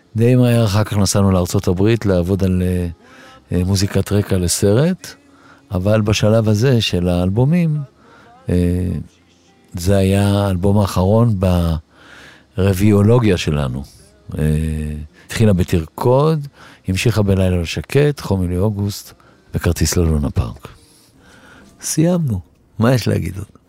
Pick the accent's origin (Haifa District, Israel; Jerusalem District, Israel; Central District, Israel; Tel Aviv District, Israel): Tel Aviv District, Israel; Tel Aviv; also born or lived in Alonei Abba; הילדות בביצרון, רמת ישראל, ליד, אה, גבעתיים שמה, יד אליהו, בין כל האלה הייתה שכונה כזאת. עדיין יש. אני גדלתי בה עד גיל, אה, תשע.